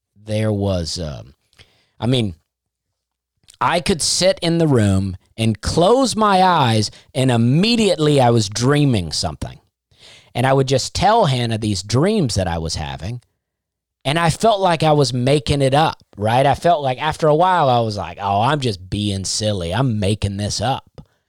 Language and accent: English; Auburn, Alabama, United States; moved away; That was my, that's basically my hometown